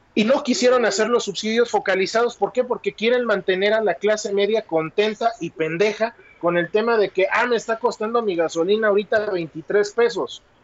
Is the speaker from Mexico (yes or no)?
yes; Mexico; a mí como mexicano